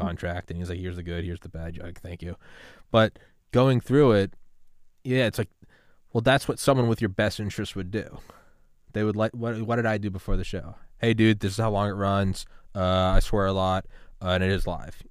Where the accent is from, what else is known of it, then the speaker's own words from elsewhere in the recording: New England, United States; I'm from New England